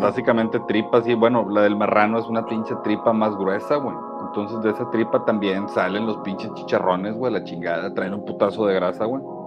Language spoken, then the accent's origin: Spanish; Mexico; nosotros somos mexicanos aquí en México